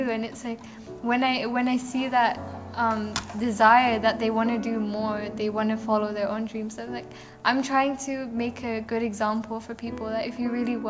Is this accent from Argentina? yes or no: no; England, United Kingdom; I'm from England, so I don't really know much about my culture at all